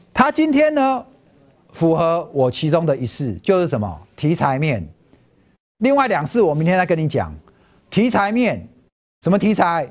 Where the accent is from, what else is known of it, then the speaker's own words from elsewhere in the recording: Taipei, Taiwan; moved away as an adult; now in Hsinchu, Taiwan; …是在夜市长大的，我小时候住合江街